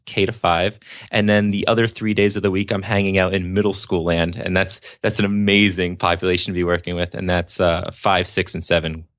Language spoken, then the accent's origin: English; New Jersey, United States; Born and raised in New Jersey